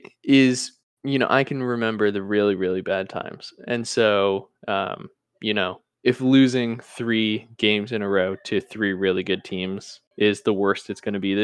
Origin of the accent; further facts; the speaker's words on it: United States; as an American fan